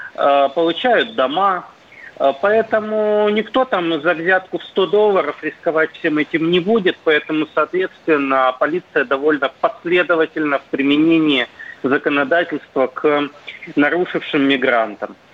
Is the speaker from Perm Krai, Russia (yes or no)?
yes; Perm, Perm Krai, Russia; я вот сам из Перми